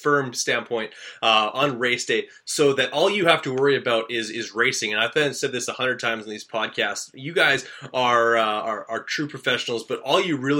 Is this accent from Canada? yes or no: yes; Canada; a fellow Canadian